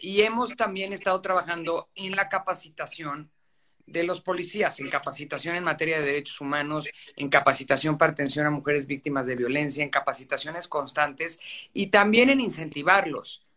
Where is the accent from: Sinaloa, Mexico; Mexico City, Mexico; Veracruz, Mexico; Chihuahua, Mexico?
Mexico City, Mexico; also born or lived in Guadalupe Inn; Yo nací, crecí en San Ángel y es obviamente una colonia a la que le tengo mucho, mucho cariño